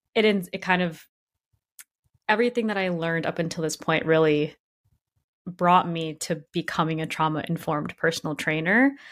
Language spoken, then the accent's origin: English; Grand Rapids, Michigan, United States; now in Brooklyn, United States; not a lot of diversity in Grand Rapids, Michigan.